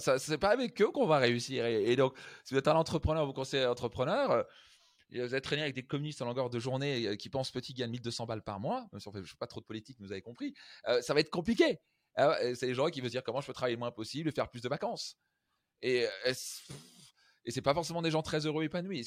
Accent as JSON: {"language": "French", "town": "Strasbourg", "region": "Grand Est", "country": "France", "said": "je viens de Strasbourg"}